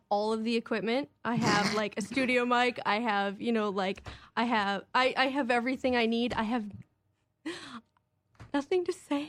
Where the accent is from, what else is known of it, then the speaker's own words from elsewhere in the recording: Minneapolis, Minnesota, United States; And then I'm from Minneapolis, and there's Acme there, which is amazing.